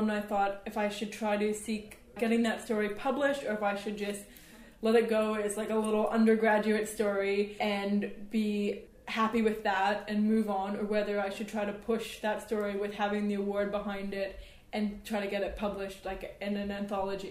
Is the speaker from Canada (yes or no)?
yes; Canada; moved away as an adult; now in London, United Kingdom; I grew up in Canada